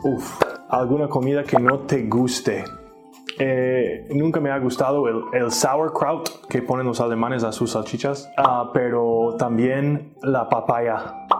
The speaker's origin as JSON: {"language": "Spanish", "region": "Minnesota", "country": "United States", "moved": "yes", "lives_now": "Mexico", "said": "Soy de Minnesota, Estados Unidos"}